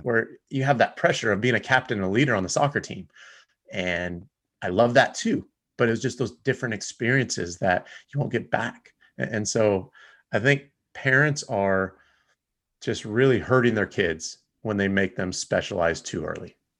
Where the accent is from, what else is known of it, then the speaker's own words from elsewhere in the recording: Rancho Cucamonga, California, United States; I grew up in Rancho Cucamonga area